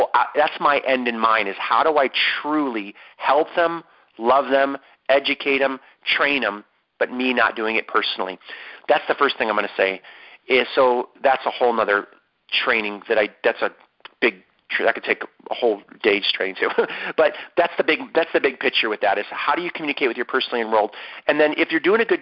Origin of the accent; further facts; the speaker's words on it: Ohio, United States; moved away; from Ohio, my home state